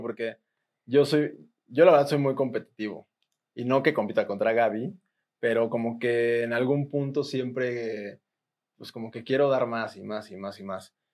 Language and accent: Spanish; Mexico; Como buen mexicano